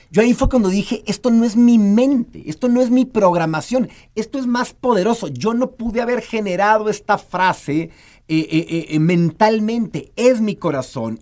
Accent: Mexico; hemos sido educados en su mayoría como mexicanos o como latinoamericanos

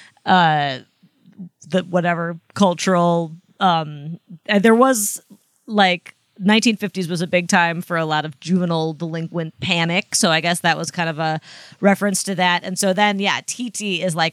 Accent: Iowa, United States; now in New York City, United States; whenever I tell people in New York City that I'm from Iowa

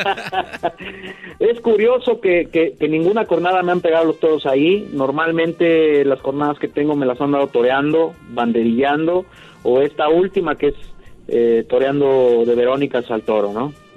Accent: Huamantla, Tlaxcala, Mexico; aquí mismo en mi tierra, en Huamantla, Tlaxcala

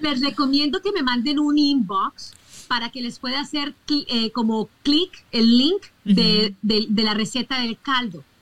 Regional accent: Colombia; yo soy colombiana

